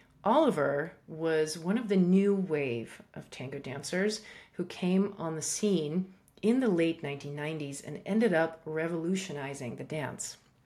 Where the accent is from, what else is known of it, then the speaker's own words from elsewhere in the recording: Russia; also born or lived in Iran / Africa; I was born in Iran, and then I grew up in Africa, and then I grew up part of my time in Russia.